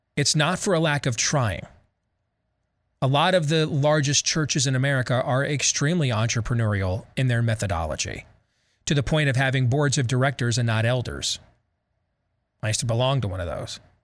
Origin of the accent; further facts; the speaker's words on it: Iowa, United States; my home state, our home state of Iowa